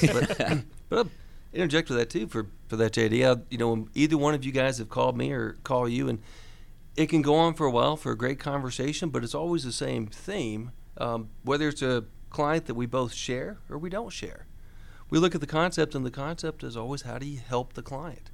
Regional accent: Buford, Georgia, United States; I grew up in Buford, so I'm a local person who, uh, still has my family here, still have my business here

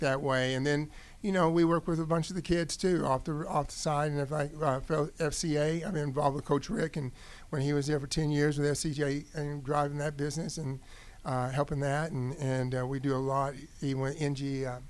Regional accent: Odessa, Texas, United States; now in Georgia, United States; I grew up in Odessa, Texas, was um, Friday night football.

